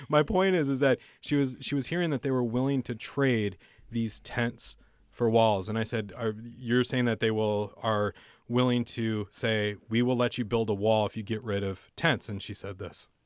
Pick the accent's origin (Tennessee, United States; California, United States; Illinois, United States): California, United States; San Diego; when I was growing up in San Diego